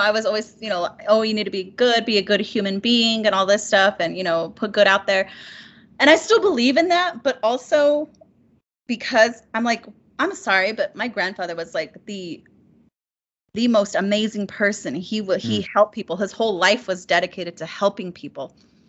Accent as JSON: {"language": "English", "region": "New Mexico", "country": "United States", "said": "Yes, I'm Navajo, or Diné, as we're called now. I'm Navajo. I'm originally from New Mexico."}